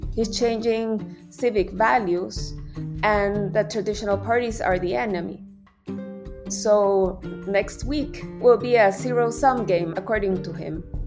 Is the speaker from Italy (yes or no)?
no; El Salvador; my country.